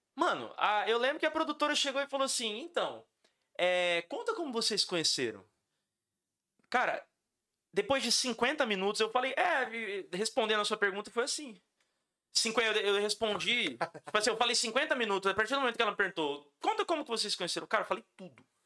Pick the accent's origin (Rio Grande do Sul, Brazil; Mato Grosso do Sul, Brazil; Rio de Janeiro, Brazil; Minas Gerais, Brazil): Mato Grosso do Sul, Brazil; Campo Grande; also born or lived in São Paulo; eu sou nascido em São Paulo. Mas eu vim para cá com seis meses de idade. E eu não me considero paulistano, eu me considero Campo eu me considero sumatogrossense